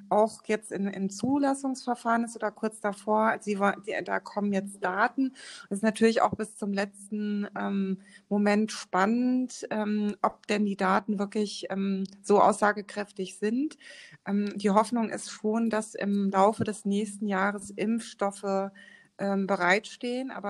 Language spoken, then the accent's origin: German; Frankfurt, Hesse, Germany; born there; ich bin sogar in Frankfurt geboren.